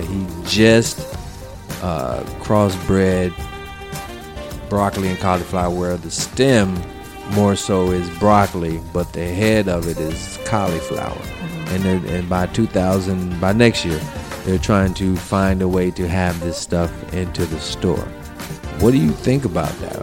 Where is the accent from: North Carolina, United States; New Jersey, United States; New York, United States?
North Carolina, United States; I'm from North Carolina